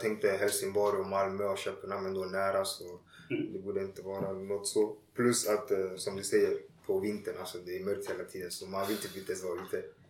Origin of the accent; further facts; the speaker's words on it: Ghana; also born or lived in Tumba, Stockholm, Sweden; now in Landskrona, Sweden; när jag var liten i Ghana